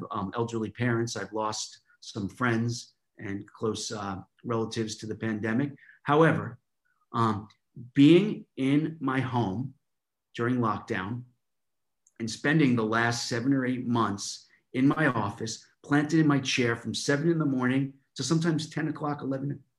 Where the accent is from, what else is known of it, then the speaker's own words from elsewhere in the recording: New York, United States; now in London, United Kingdom; I'm from New York, living in London now